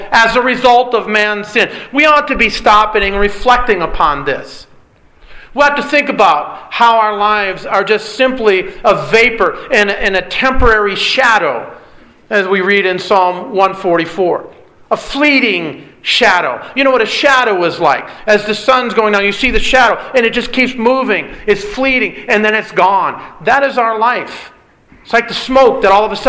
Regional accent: Michigan, United States; Growing up in Michigan

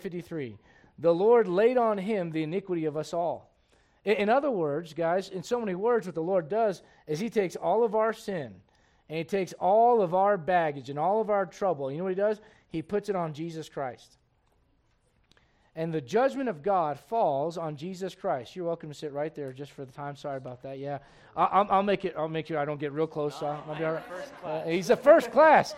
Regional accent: United States; I am an American, truly. My dad fought for this country

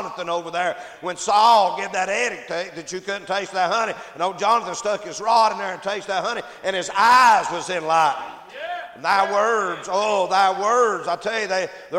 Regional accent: Appalachia, United States; accent: hillbilly; I'm from the hills. I'm talking about the sticks, man. I was raised up in Holler

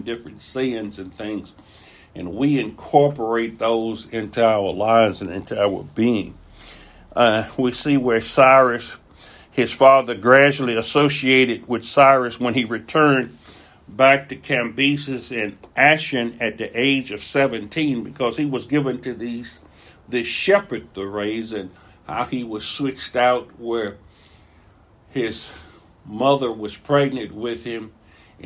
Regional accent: United States; being American

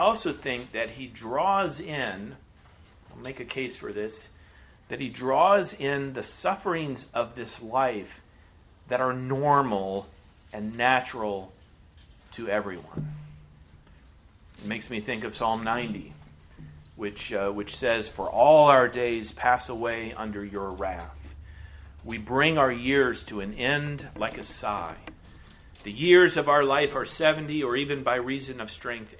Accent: United States; As American Christians in the 21st century

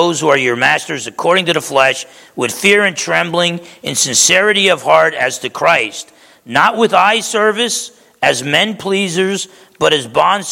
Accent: East Orange, New Jersey, United States; I grew up in East Orange, New Jersey

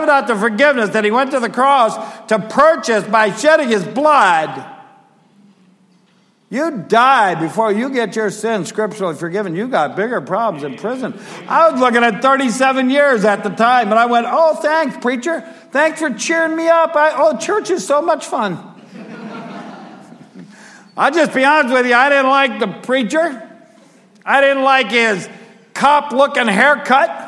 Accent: United States; I'm an American

